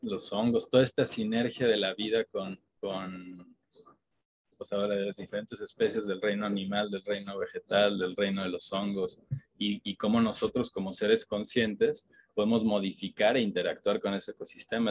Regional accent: Mexico; como mexicanos

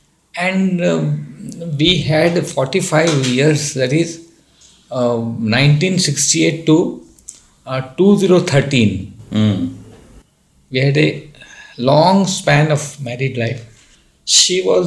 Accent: Dharwad, Karnataka, India; there is a family, we are all from Dharwad

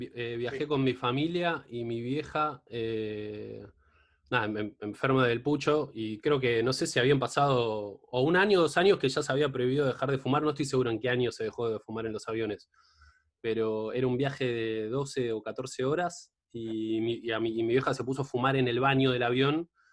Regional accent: Mar del Plata, Buenos Aires Province, Argentina; yo soy de Mar del Plata

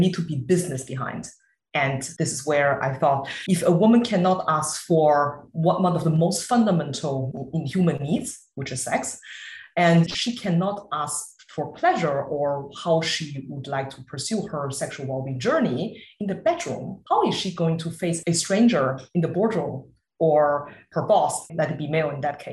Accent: Beijing, China; moved away; also born or lived in Germany; I'm really from Beijing, China. It cannot be more mainland

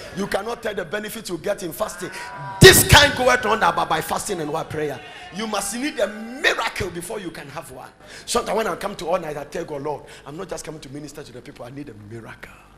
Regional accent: Ghana; I say, Ghana.

